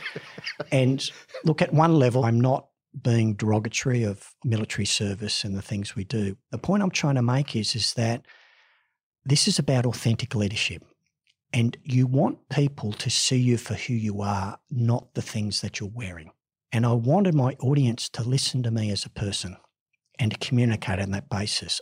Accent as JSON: {"language": "English", "town": "Ipswich", "region": "Queensland", "country": "Australia", "tie": "born or raised there", "also_born_or_lived": "Sydney", "said": "While I was born in Sydney, I was actually raised in Ipswich in Queensland"}